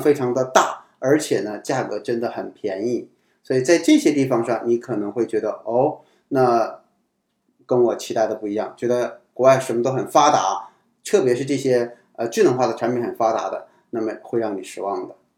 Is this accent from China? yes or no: yes; China; 我们中国人讲关系